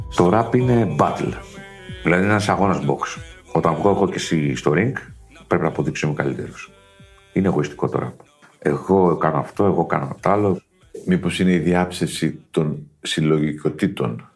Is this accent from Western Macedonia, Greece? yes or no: yes; Kozani area, Western Macedonia, Greece; Από εδώ τον τόπο μου.